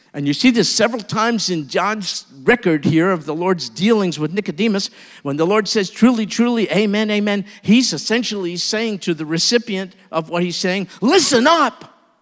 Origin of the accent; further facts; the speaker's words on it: New York, United States; I'm from New York